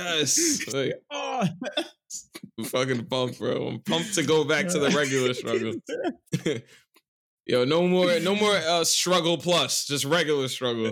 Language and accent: English; New York, United States; I'm from New York